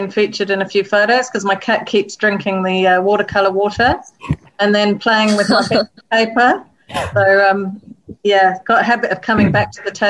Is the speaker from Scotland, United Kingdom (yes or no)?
no; near Liverpool, North West England, United Kingdom; now in Dunedin, New Zealand; I'm so old that in the 70s, uh, where I was brought up near Liverpool